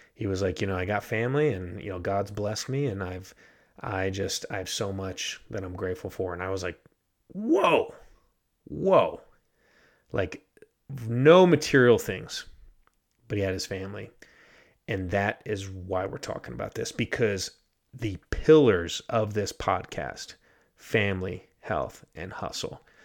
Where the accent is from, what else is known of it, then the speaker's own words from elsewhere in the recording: United States; moved away as an adult; also born or lived in Ghana; live my life as a, as an American in Ghana.